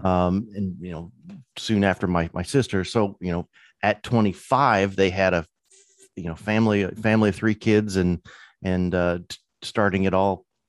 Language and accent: English; Illinois, United States; moved away; also born or lived in California; I was born and raised in Illinois